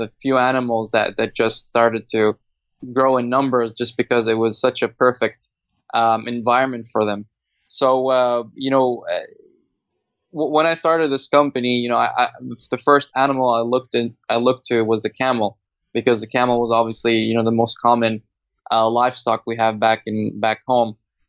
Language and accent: English; Saudi Arabia; now in Australia; my hometown. Saudi Arabia